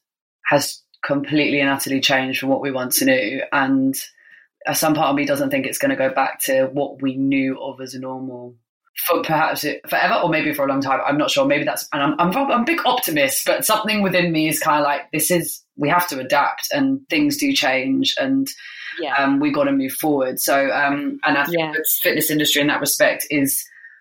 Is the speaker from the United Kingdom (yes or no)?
yes; United Kingdom; as British people